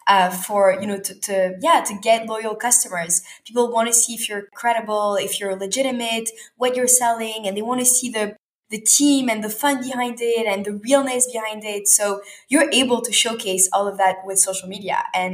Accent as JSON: {"language": "English", "country": "Canada", "tie": "born or raised there", "moved": "as an adult", "lives_now": "Tel Aviv, Israel", "said": "And actually after growing up in Canada, I studied in Tel Aviv and then I studied in New York and then went back to Paris for a bit and then back to Montreal during COVID."}